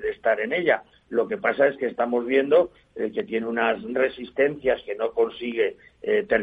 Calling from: Madrid, Community of Madrid, Spain; Soy … de Madrid y quisiera hacer unas preguntas sobre Nagas

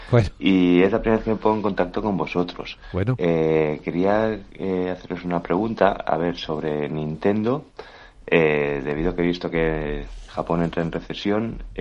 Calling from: Barcelona, Catalonia, Spain; Muy buenos días, eh … de Barcelona.

